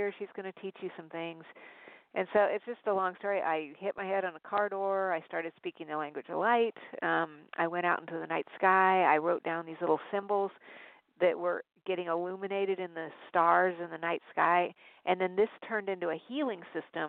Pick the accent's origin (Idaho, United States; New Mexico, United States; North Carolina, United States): New Mexico, United States; Albuquerque; moved away; I was born in Albuquerque